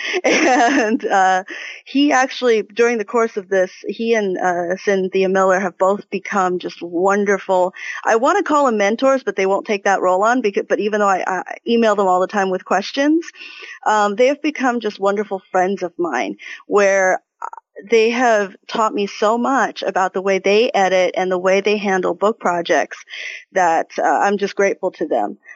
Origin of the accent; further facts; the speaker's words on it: Taiwan; moved away; I am from originally from Taiwan, so I am Chinese